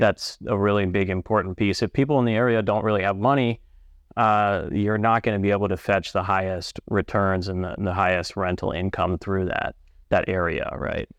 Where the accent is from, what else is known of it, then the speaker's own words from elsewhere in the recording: San Diego, California, United States; now in Omaha, United States; I'm from San Diego